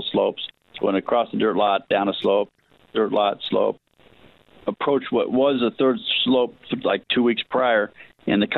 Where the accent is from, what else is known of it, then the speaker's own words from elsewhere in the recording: Los Angeles, California, United States; also born or lived in Hollywood / Malibu / Newport Beach; I was born in Hollywood, and raised in the San Fernando Valley